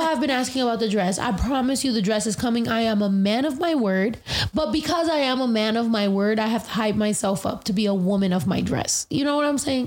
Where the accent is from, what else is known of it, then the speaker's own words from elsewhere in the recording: United States; I'm very proud of being American